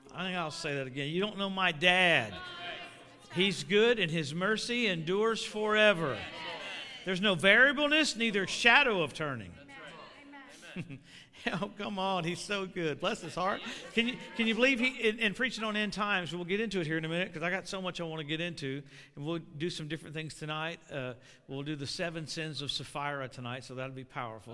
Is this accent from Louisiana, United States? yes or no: yes; Louisiana, United States; now in Tulsa, United States; I live in Tulsa, and I grew up in Louisiana